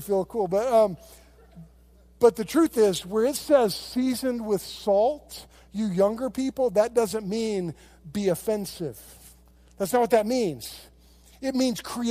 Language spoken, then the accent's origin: English; United States; I love being an American. I love being here. And I love my country